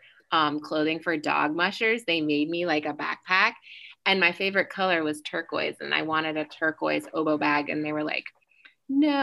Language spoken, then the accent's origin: English; Fairbanks, Alaska, United States; I grew up in Fairbanks, Alaska